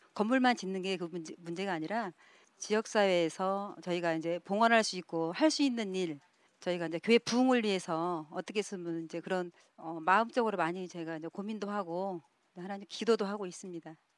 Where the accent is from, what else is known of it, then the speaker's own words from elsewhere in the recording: South Korea; moved away as an adult; now in Jeju, South Korea; 고향은 육지인데요